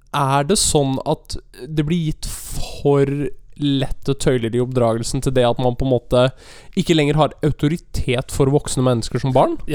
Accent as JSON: {"language": "Norwegian", "town": "Bergen", "region": "Vestland", "country": "Norway", "said": "jeg er fra Bergen og du er fra Lillehammer, så er det, eller Gudbrandsdalen"}